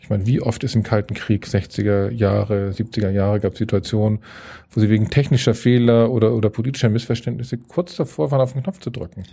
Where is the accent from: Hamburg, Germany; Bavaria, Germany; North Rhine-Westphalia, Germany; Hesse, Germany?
Hamburg, Germany; also born or lived in Reinbek; bin Hamburger ähm, und mache hier Außenpolitik